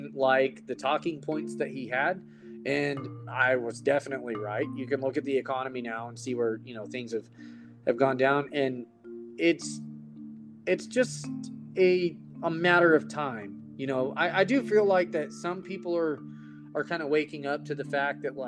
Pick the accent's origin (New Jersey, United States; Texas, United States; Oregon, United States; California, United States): Texas, United States; I am from Texas